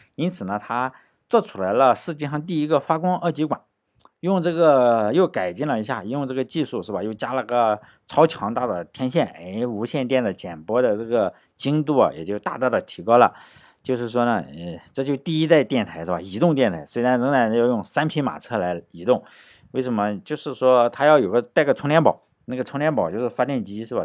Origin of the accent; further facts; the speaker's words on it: China; 我觉得我们中国人应该对英国的战斗力有深刻的理解